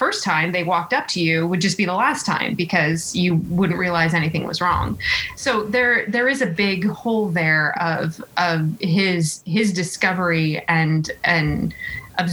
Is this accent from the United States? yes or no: yes; California, United States; growing up in California